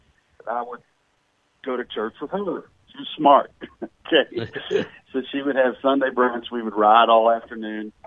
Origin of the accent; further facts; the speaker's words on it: Lexington, Kentucky, United States; moved away as an adult; also born or lived in Fort Chaffee, Arkansas; now in Louisville, United States; My parents were both Lexingtonians, went to high school together, and they were married in Lexington, and I was conceived in Lexington, and I grew up in Lexington.